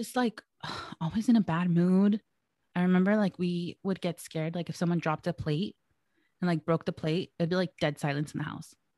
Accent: El Monte, California, United States; I was born and raised in El Monte, California

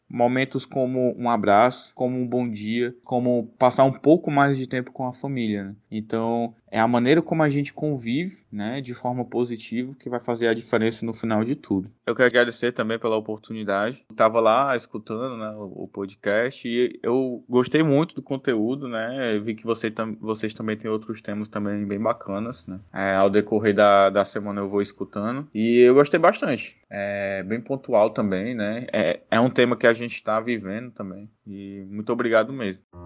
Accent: Fortaleza, Ceará, Brazil; sou educador financeiro, sou de Fortaleza

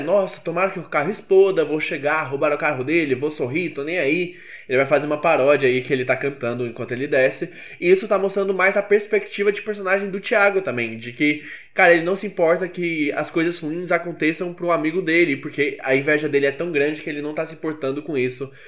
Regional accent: Goiânia, Goiás, Brazil; eu sou de Goiânia

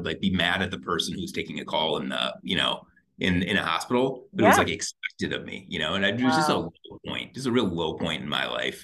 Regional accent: Michigan, United States; moved away as an adult; also born or lived in Chicago; now in North Carolina, United States; Eric and I are both from Michigan

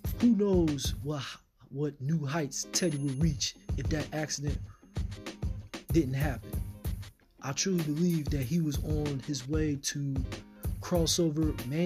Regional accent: Philadelphia, Pennsylvania, United States; Philadelphia, Pennsylvania, which is where I am from

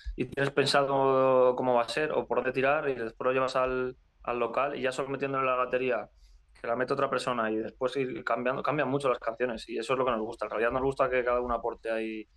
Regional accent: Community of Madrid, Spain; now in Madrid, Spain; somos de un pueblo. nosotros somos eh, de varios sitios, pero alrededor de la zona, de la zona norte de Madrid, San Agustín de Guadalís, El Molar

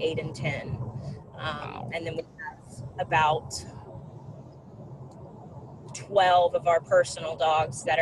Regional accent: St. Matthews, South Carolina, United States; I am from St. Matthews, South Carolina, which is about 20 minutes outside of Columbia.

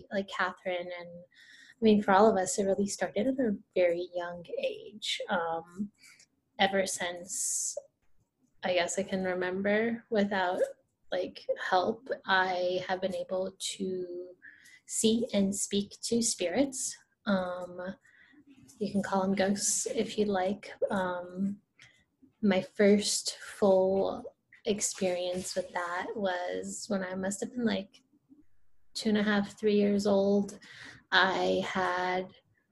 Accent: Rio de Janeiro, Brazil; moved away; I'm from Brazil too. So let me clarify that. I'm from Rio de Janeiro, Rio.

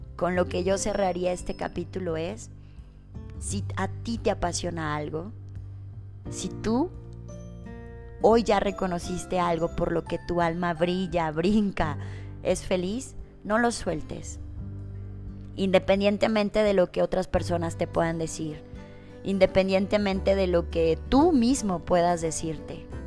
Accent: Lagos de Moreno, Jalisco, Mexico; yo soy originaria de Lagos de Moreno, Jalisco

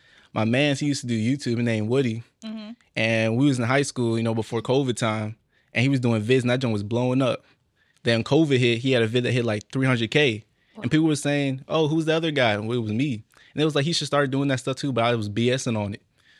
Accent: Mali; Oh me, I'm from Mali. You know we a rare breed. You never met a Malian before.

